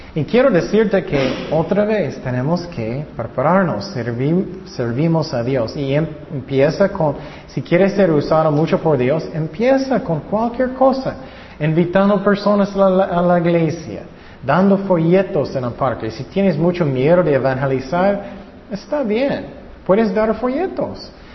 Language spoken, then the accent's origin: Spanish; California, United States; yo nací en California